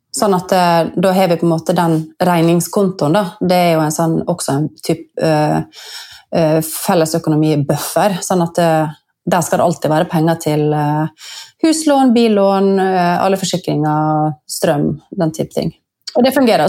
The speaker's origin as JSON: {"language": "Norwegian", "area": "Sunnmøre", "region": "Møre og Romsdal", "country": "Norway", "tie": "born or raised there", "said": "jeg er født sunnmøring så er jeg jo oppvokst"}